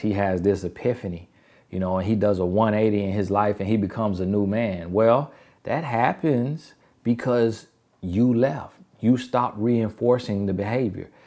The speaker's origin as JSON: {"language": "English", "country": "United States", "accent": "Ebonics; country", "first_language": "Ebonics (African American Vernacular English)", "said": "My first language is Ebonics."}